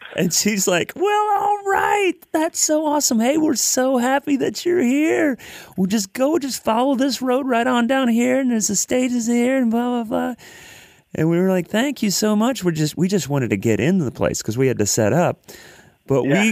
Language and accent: English; Columbus, Ohio, United States; moved away as an adult; now in Nashville, United States; I lived in, I grew up in Columbus, Ohio.